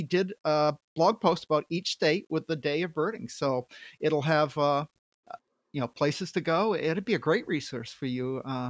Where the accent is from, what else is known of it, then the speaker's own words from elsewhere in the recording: Maine, United States; moved away; I grew up in Maine